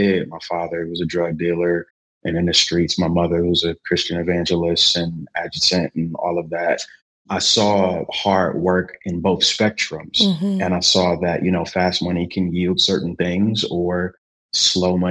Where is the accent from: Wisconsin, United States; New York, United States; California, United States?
Wisconsin, United States; Milwaukee; now in Raleigh, United States; Milwaukee, Wisconsin, 49th and Locust, 28th and Locust, Westline, First and Wright, just all around the city. And I'm in Raleigh, North Carolina right now